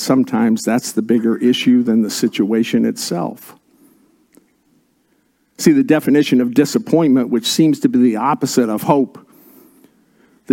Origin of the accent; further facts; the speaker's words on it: Indiana, United States; I was born and raised in Indiana